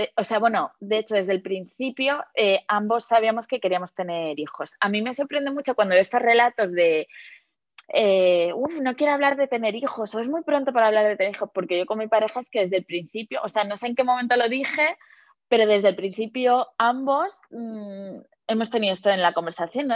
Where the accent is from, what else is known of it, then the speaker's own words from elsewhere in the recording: Madrid, Community of Madrid, Spain; yo soy de Madrid